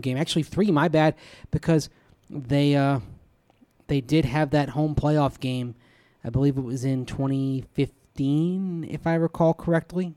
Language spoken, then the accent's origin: English; Tampa, Florida, United States; now in Denver, United States; I grew up with this in Tampa.